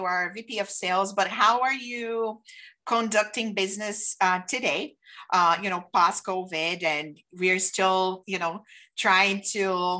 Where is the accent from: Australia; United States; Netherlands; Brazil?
Brazil; English is a second language; moved away; because I did start in the operation side in the hotels when I came from Brazil.